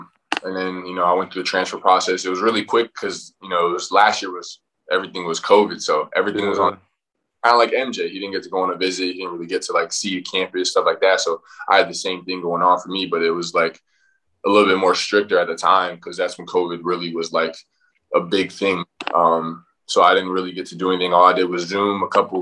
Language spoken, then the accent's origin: English; Daytona Beach, Florida, United States; moved away as an adult; also born or lived in Michigan; I'm from Florida originally. Came out of high school. It was a private high school called Father Lopez. It's in Daytona Beach, which is where I'm from